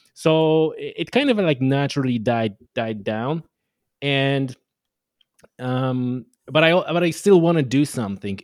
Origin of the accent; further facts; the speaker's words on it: Poland; English is a second language; moved away as an adult; now in Ireland; I was born in Poland, so I'm Polish. Uh, I only moved to Ireland, you know, number of years ago, fifteen, I guess, at this point. So, it was all in, in, in Poland